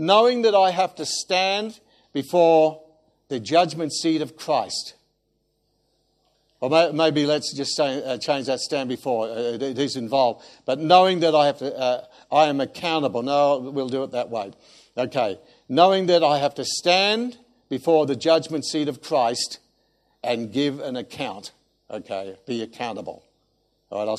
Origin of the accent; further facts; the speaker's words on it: Australia; being an Australian